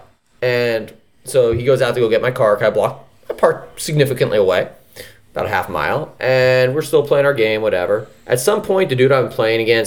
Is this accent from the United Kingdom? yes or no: no; San Francisco, California, United States; I'm not from Pacifica, dude. I'm from the city.